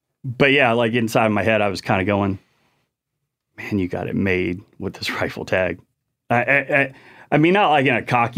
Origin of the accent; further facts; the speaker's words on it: Chesapeake Bay, United States; So I grew up on the Chesapeake Bay, and so saltwater fishing, Chesapeake Bay, Outer Banks, hunting in Virginia, North Carolina, and Tennessee.